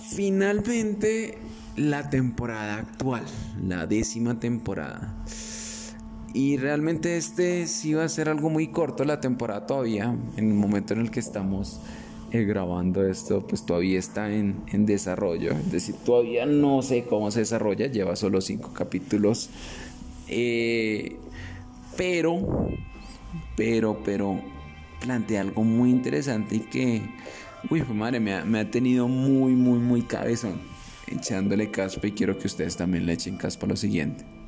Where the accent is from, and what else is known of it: Colombia